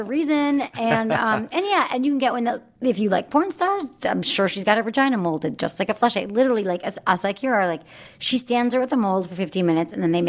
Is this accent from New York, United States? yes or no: no; Michigan, United States; Where are you from? Michigan.